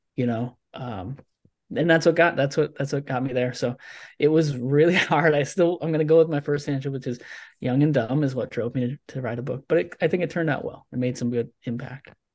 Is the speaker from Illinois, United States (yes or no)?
no; Nebraska, United States; I'm from Nebraska, right? The middle of the country.